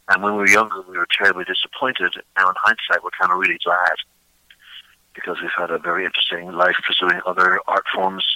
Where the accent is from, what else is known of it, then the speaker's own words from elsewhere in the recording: Dublin, Leinster, Ireland; moved away as an adult; also born or lived in Pittsburgh; now in United States; I grew up in Dublin.